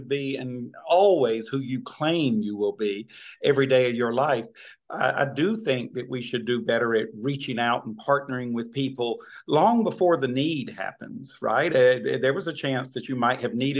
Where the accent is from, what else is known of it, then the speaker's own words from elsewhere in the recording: Aynor, South Carolina, United States; I was born and raised right there in Aynor, South Carolina